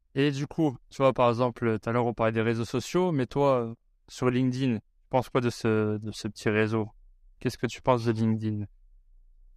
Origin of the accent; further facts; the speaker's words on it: France; moved away; on a grandi en France